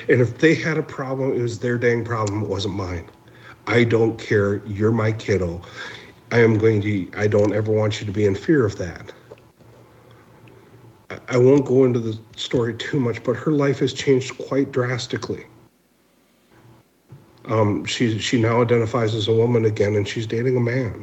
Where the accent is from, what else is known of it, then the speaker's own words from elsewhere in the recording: Minneapolis, Minnesota, United States; also born or lived in Pine Ridge, South Dakota; I'm originally from the South Side. If you saw the riots were in the neighborhood that I grew up in.